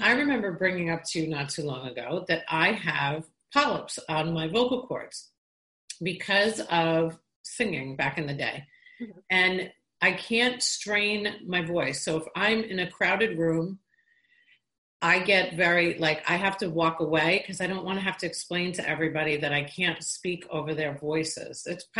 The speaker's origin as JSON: {"language": "English", "town": "Long Island", "region": "New York", "country": "United States", "said": "you know, I'm from Long Island, New York. And it's people, not everybody speaks like that from Long Island, New York."}